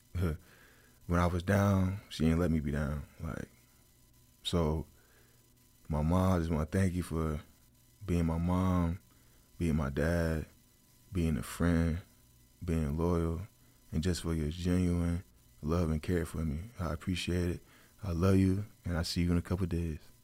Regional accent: New Jersey, United States; I'm from New Jersey

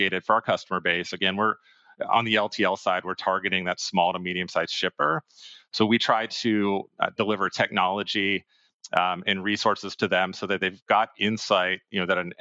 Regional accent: Pennsylvania, United States; also born or lived in Boston, Massachusetts; now in Austin, United States; I'm originally from Pennsylvania, decided to stay in the Northeast, was up there for 5 years

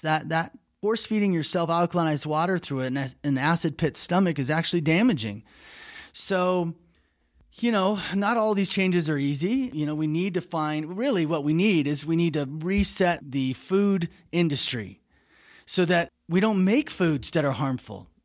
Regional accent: United States; speaking as an American

